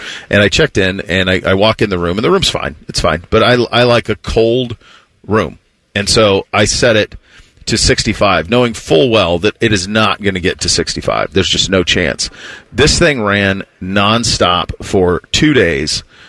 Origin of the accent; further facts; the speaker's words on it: Florida, United States; Because I come from Florida, right? It's like sunny and blue sky, bluebird. I moved here in May of 07.